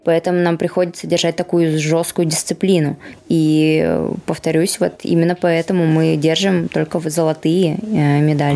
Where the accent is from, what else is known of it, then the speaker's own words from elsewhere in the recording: Yekaterinburg, Sverdlovsk Oblast, Russia; now in Moscow, Russia; в моем родном городе